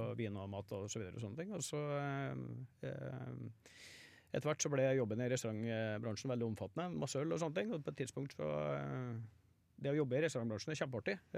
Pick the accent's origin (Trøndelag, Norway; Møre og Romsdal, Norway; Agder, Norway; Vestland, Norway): Trøndelag, Norway; Trondheim; jeg er født på Ese Dals stiftelse